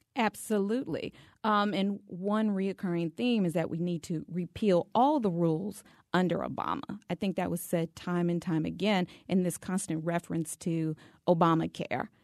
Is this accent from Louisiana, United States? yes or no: yes; Louisiana, United States; I'm from the state of Louisiana